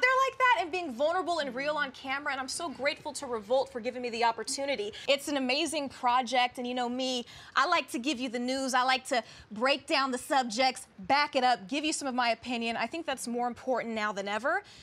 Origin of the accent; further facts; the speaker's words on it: Kansas City, United States; moved away as an adult; also born or lived in Dallas / Las Vegas; But I started off in Kansas City, and that's my hometown.